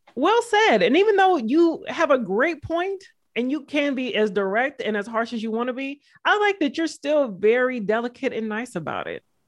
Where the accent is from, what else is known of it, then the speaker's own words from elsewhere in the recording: the South, United States; I'm from the South.